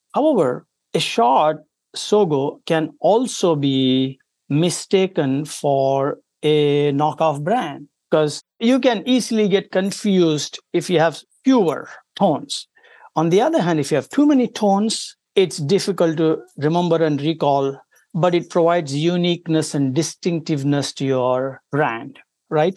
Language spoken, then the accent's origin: English; India; moved away as an adult; now in United States; I come from India originally